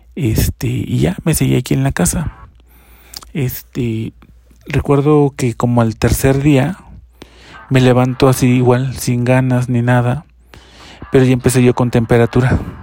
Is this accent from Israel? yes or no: no; Chiapas, Mexico; now in Mexico City, Mexico; yo soy del estado de Chiapas